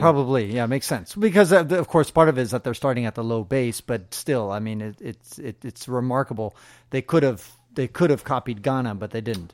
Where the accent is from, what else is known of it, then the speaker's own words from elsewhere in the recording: San Francisco, California, United States; I was born and raised in San Francisco